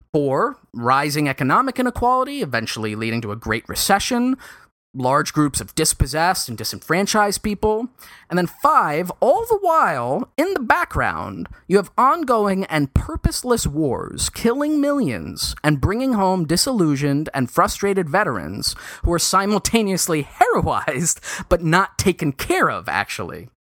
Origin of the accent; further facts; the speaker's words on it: New York City, New York, United States; specifically, Lower Manhattan